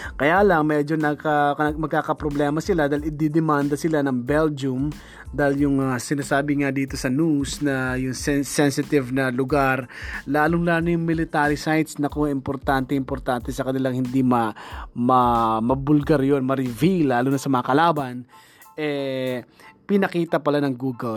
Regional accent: Philippines; bilang Filipino

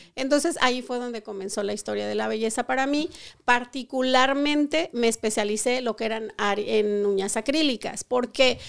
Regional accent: Colima, Mexico; moved away as an adult; now in Modesto, United States; yo soy colimota rodilluda, como es. Soy de Colima, Colima, México.

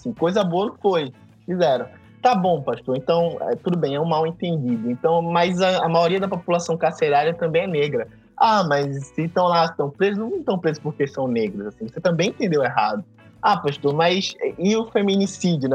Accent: Recife, Pernambuco, Brazil; Primeiro eu sou pernambucano, o filho de uma pernambucana com carioca, mas nascido em, em Recife. E, é, e, nascido, como a gente fala aqui no Nordeste, nascido ou parido e criado na igreja

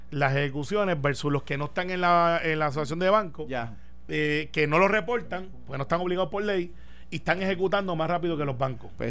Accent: Puerto Rico; Yo soy puertorriqueño.

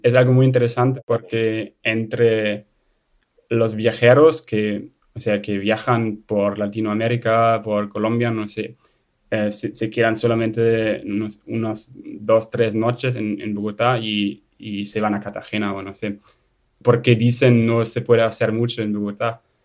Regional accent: Germany; Spanish is a second language; moved away as an adult; mí como alemán

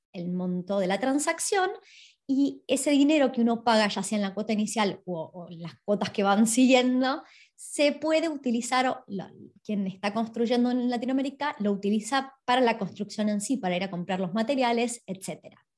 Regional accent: Argentina; now in Australia; yo soy de Argentina

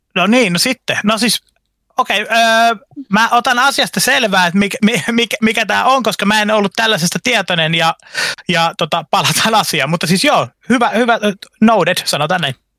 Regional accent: Eastern Finland, Finland; moved away; also born or lived in Vantaa, Finland; mä vietin lapsuuteni Itä-Suomessa

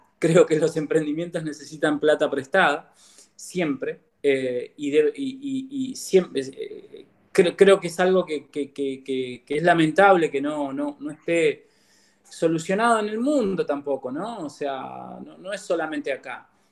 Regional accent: Comodoro Rivadavia, Chubut, Argentina; also born or lived in El Bolsón, Río Negro; nacido en el Bolsón y viví en el Bolsón hasta mis ocho años. Eh, luego me vine para, Comodoro

